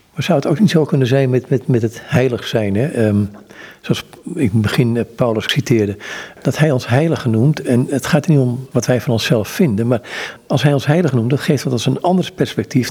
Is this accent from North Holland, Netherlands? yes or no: yes; Amsterdam, North Holland, Netherlands; ik ben Amsterdammer